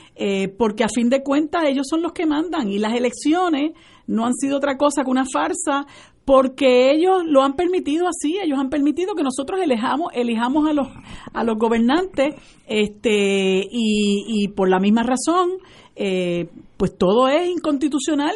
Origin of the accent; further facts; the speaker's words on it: Puerto Rico; nosotros los puertorriqueños